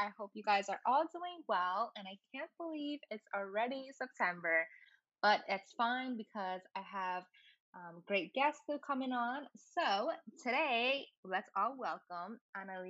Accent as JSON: {"language": "English", "town": "New York City", "region": "New York", "country": "United States", "tie": "born or raised there", "also_born_or_lived": "Brooklyn", "said": "I grew up in the Lower East Side"}